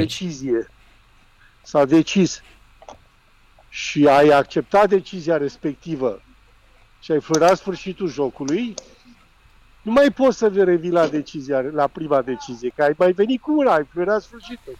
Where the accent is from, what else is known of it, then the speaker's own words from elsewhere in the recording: Romania; eu ca român